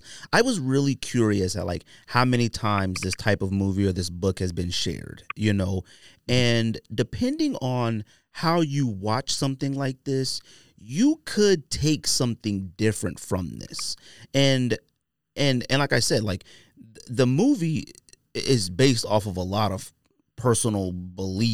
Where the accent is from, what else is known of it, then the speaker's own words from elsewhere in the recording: Bay Area, California, United States; I'm from the Bay Area